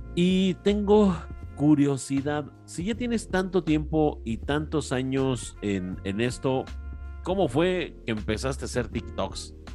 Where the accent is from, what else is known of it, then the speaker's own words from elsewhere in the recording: Mexico City, Mexico; now in Querétaro, Mexico; yo, yo, yo crecí en barrio, soy de la Ciudad de México yo crecí en una colonia popular de barrio